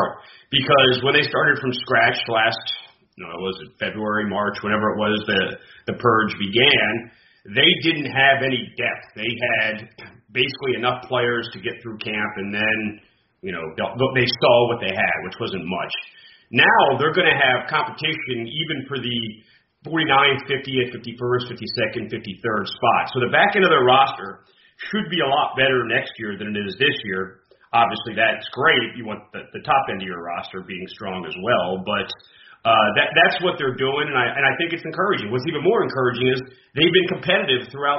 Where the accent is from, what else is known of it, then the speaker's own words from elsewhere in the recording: Harrisburg, Pennsylvania, United States; also born or lived in Syracuse; I'm from Harrisburg, and it's a 4-hour drive up and down I-81